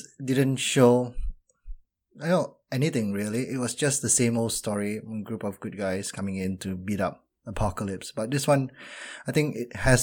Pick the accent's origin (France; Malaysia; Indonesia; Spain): Malaysia; I'm Malaysian